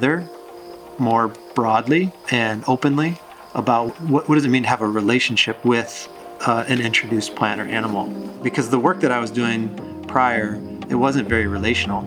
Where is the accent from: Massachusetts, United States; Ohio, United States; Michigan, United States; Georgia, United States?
Michigan, United States; Sault Ste. Marie tribe, northern; also born or lived in New Hampshire; I'm Anishinaabe from the Sault Ste. Marie tribe of Chippewa Indians.